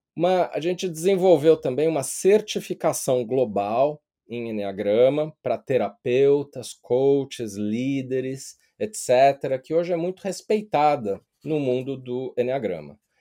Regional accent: São Paulo, Brazil; moved away as an adult; now in London, United Kingdom; eu nasci e cresci em São Paulo, sou paulistano

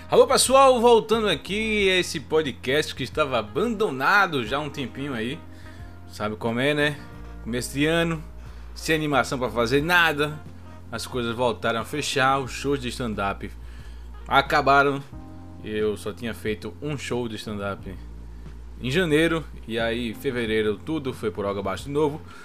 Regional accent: Brazil; eu sou brasileiro

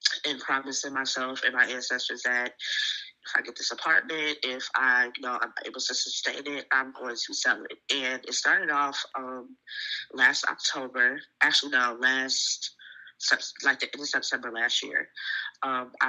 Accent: Virginia, United States; I can only speak for where I'm raised, and I feel like Virginia in total is a very spiritual place

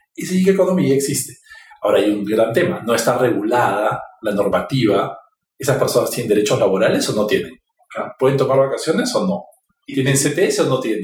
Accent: Peru; Los peruanos somos súper creativos

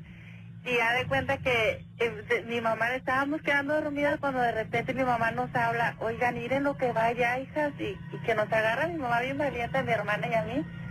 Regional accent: González, Tamaulipas, Mexico; now in Matamoros, Mexico; Yo soy de González, Tamaulipas. Ok. Pero ya tenemos aquí también mucho tiempo viviendo en Matamoros, en la frontera

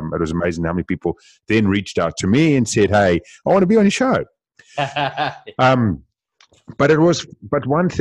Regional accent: South Africa; Being South African, we speak very fast as well

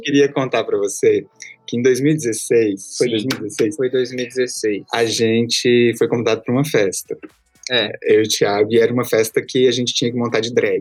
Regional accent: Belo Horizonte, Minas Gerais, Brazil; also born or lived in Açailândia, Maranhão; now in São Paulo, Brazil; eu cresci em Belo Horizonte e depois vim pra São Paulo

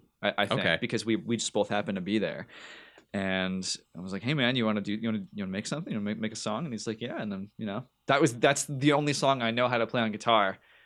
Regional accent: North Carolina, United States; born there; also born or lived in New Jersey / New Hampshire; Well, I was born in North Carolina, so I got rebel in my blood.

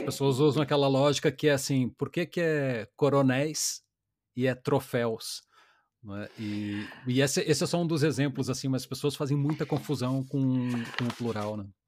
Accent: Brazil

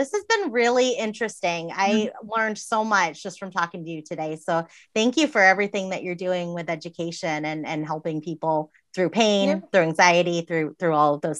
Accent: Massachusetts, United States; I'm from Massachusetts

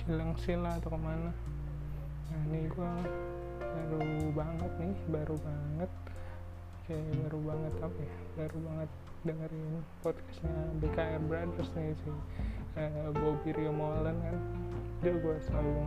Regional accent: Jakarta, Indonesia; gue dari kecil di Jakarta Jakarta aja nih tadi mau kuliah di luar tapi nggak sampean nggak dapet kuliah di luar akhirnya di Jakarta Jakarta juga

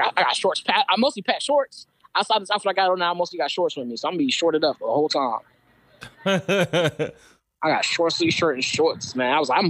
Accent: Spanish Town, Saint Catherine Parish, Jamaica; don't forget I'm from Spanish Town, too. You remember that? I'm from Spanish Town.

